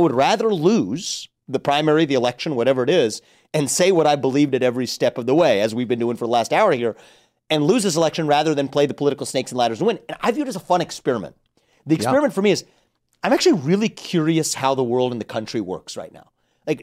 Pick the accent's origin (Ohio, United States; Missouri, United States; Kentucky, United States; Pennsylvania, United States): Ohio, United States; I'm from Ohio.